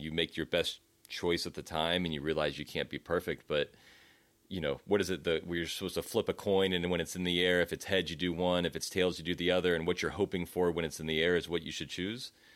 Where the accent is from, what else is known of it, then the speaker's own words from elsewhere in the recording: United States; as an American